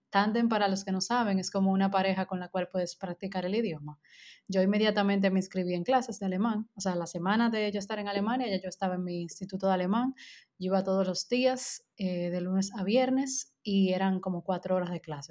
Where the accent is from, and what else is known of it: Dominican Republic; moved away